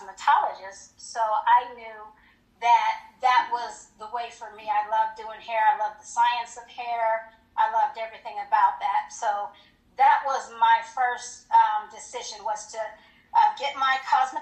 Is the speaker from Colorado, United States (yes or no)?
yes; Colorado Springs, Colorado, United States; moved away as an adult; also born or lived in Hinesville, Georgia; I was from Colorado Springs, and I married military